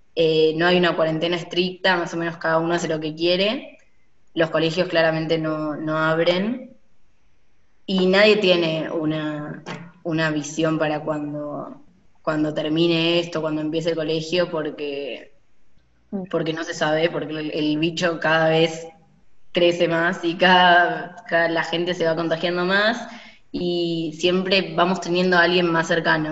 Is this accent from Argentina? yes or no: yes; Buenos Aires, Argentina; nosotros somos de Buenos Aires